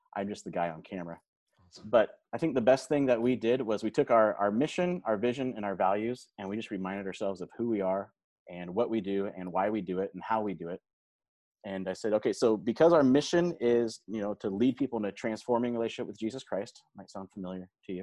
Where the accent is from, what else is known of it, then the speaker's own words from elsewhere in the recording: Modesto, California, United States; moved away as an adult; also born or lived in Stockton, California; now in Salem, United States; I grew up in Modesto, California